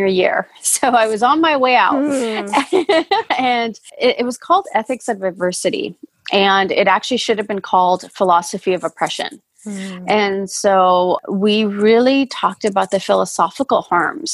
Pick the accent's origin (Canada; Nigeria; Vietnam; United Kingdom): Canada; Vancouver, British Columbia; moved away as an adult; also born or lived in Fiji / Calgary, Alberta, Canada; now in Portland, United States; I was born in Fiji and I moved to Canada, Calgary, Alberta, when I was 1.5. So 1.5 to almost 8. So pretty, you know, I have memories of Canada and Calgary. I was in Calgary. And then from 8 to 18, which I call my formative years, I was in Vancouver, BC.